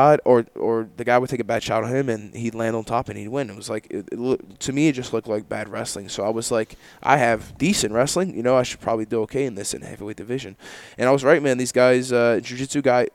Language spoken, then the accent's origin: English; New Jersey, United States; I grew up in Jersey